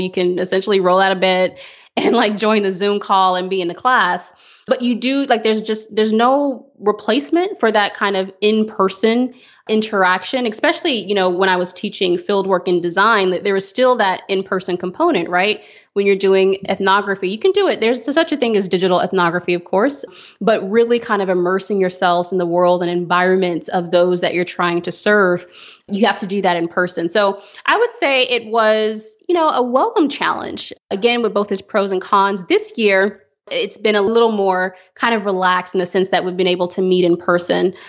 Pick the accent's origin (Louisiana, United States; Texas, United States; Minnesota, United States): Texas, United States; Fort Worth; I'm a native Texan, so I grew up